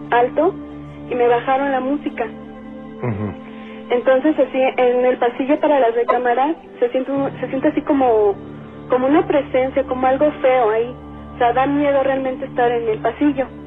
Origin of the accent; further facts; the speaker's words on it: Puebla, Mexico; moved away as an adult; now in Mexico City, Mexico; yo acabo de llegar a vivir al DF, soy de Puebla